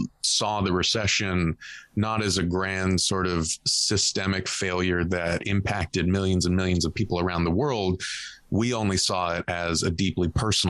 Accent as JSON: {"language": "English", "region": "Southern California", "country": "United States", "tie": "born or raised there", "said": "I grew up in Southern California, very Catholic"}